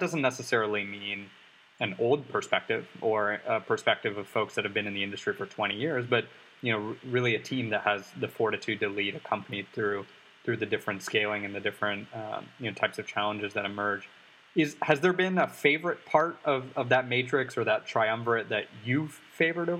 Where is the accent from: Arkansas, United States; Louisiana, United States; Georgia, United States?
Georgia, United States; Atlanta; I'm from Atlanta. I'm from a secondary market.